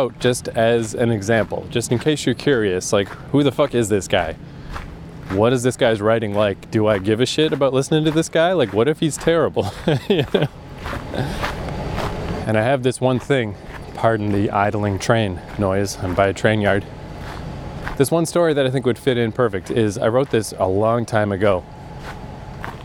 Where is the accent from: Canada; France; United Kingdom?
Canada; I'm Canadian